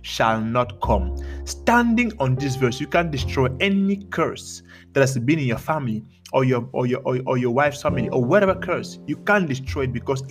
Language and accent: English; Cameroon; moved away; I am from Cameroon in Africa, and one big thing from back home is the reality of curses